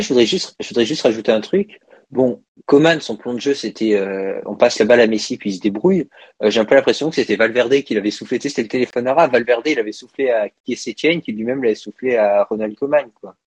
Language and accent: French; France; en tant que Français tous les deux